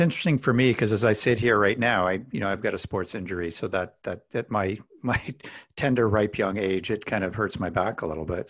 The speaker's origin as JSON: {"language": "English", "region": "Alberta", "country": "Canada", "tie": "born or raised there", "said": "I grew up in Alberta"}